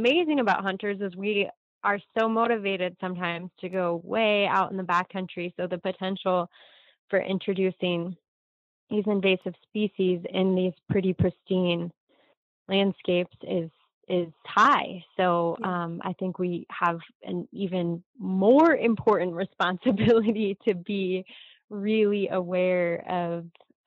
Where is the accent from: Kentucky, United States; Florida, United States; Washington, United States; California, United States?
California, United States; in my hometown, we have a ton of Scotch broom, and a lot of Medusa head and barbed goat grass on our rangelands. And those are plants that are never going to leave the landscape in California